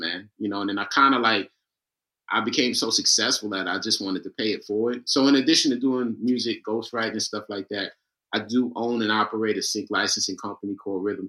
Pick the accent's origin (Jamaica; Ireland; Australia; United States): United States; New York City, New York; Born and raised in Queens, New York.